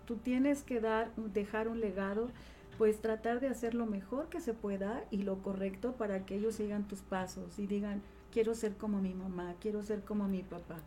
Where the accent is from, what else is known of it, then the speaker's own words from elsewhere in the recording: Tejalpa, Morelos, Mexico; also born or lived in Cuernavaca; nace en Cuernavaca, siempre radica en Tejalpa, Morelos, soy ciudadana de Tejalpa, un pueblo muy querido, a quien amo porque tengo grandes recuerdos de mi niñez